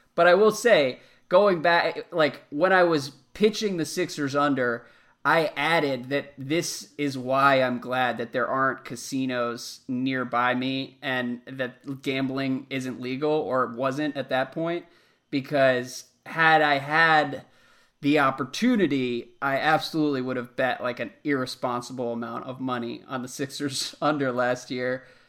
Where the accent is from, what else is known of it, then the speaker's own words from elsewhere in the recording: United States; growing up in America